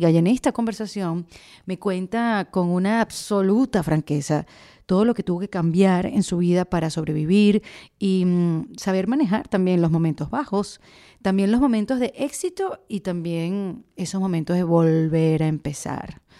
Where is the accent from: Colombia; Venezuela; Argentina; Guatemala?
Venezuela; somos venezolanas